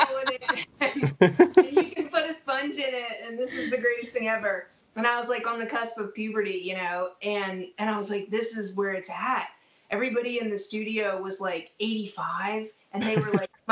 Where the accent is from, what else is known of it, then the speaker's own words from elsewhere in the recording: Durham, North Carolina, United States; I grew up in Durham, North Carolina